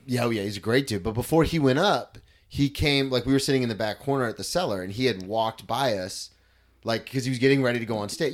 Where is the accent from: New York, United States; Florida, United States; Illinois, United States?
Florida, United States; I'm a comic from Florida